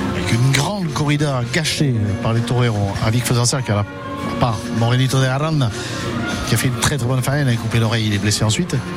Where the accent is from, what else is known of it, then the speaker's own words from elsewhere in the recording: the banks of the Rhône and the Vidourle, Occitania, France; mon pays natal les bords du Rhône et du Vidourle